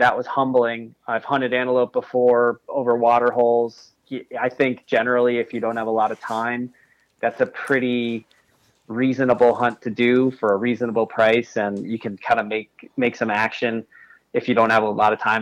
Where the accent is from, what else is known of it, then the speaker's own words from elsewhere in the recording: New York, United States; I'm from New York State.